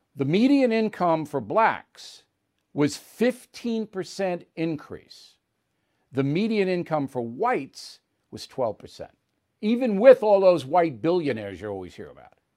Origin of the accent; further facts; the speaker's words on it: Levittown, New York, United States; in my Levittown neighborhood, blacks were not allowed to buy houses